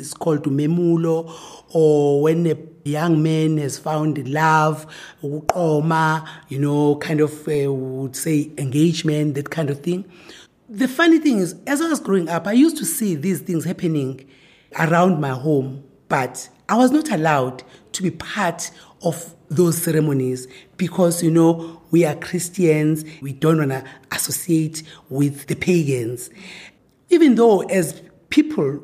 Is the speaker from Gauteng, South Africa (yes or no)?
no; village outside Pietermaritzburg, KwaZulu-Natal, South Africa; now in Pretoria, South Africa; I am born and bred in KwaZulu Natal in a rural village called Wandebekrege outside eh, Pietermaritzburg